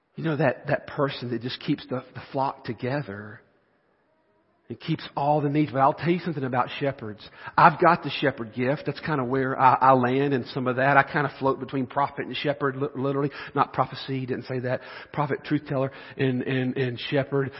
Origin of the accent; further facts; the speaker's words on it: the South, United States; I'm from the South.